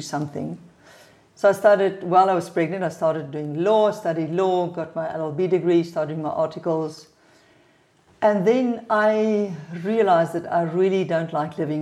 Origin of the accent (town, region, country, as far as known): South Africa; born or raised there; English is a second language; also born or lived in Johannesburg